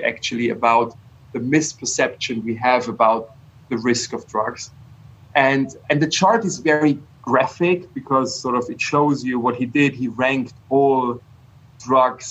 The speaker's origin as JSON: {"language": "English", "region": "Bavaria", "country": "Germany", "tie": "born or raised there", "said": "I grew up in Bavaria where beer is sort of like a basic nutrition"}